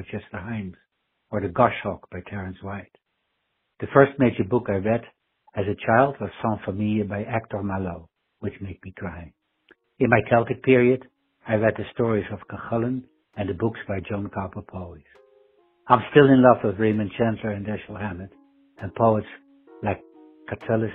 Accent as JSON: {"language": "English", "town": "Amsterdam", "region": "North Holland", "country": "Netherlands", "tie": "born or raised there", "moved": "as an adult", "lives_now": "Long Island, United States", "said": "My hometown is Old Amsterdam"}